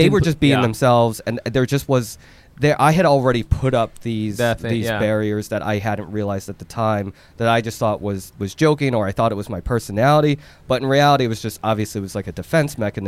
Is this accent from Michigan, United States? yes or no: no; Philadelphia, Pennsylvania, United States; also born or lived in Seoul, South Korea; being in that environment, being in Philly